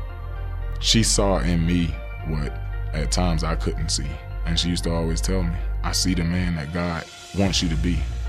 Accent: Pahokee, Florida, United States; born or raised there

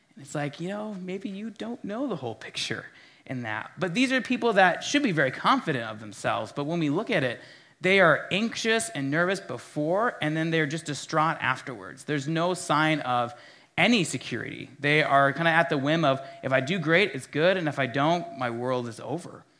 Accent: Minnesota, United States; as a Minnesotan

